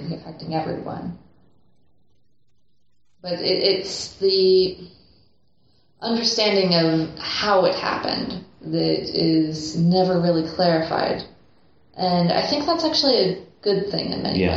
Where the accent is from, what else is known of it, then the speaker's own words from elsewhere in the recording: United States; as an American